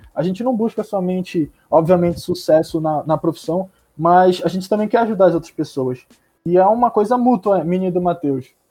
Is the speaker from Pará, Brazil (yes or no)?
yes; Belém, Pará, Brazil; A gente é daqui de Belém do Pará